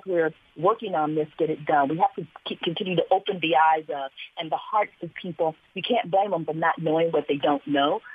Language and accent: English; San Francisco, California, United States; growing up in San Francisco